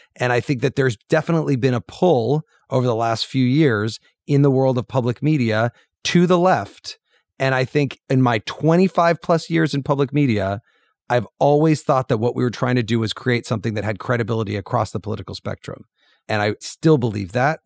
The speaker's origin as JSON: {"language": "English", "town": "Urbana", "region": "Illinois", "country": "United States", "tie": "born or raised there", "moved": "yes", "said": "I was just back in my hometown in Urbana, Illinois"}